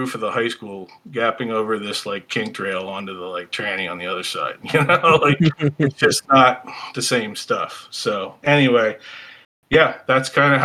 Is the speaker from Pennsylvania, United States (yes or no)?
yes; outside of Philly, Pennsylvania, United States; I grew up outside of Philly, about 15 miles southwest of the city, so it was pretty suburban, urban